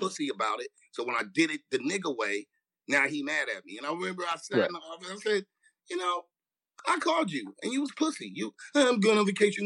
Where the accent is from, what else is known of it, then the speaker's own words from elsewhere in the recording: Los Angeles, California, United States; I grew up in Watts